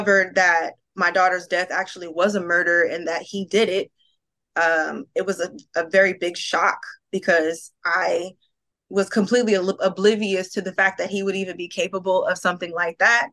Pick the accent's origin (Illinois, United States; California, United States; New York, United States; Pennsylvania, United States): California, United States; Palmdale; I grew up in Palmdale, California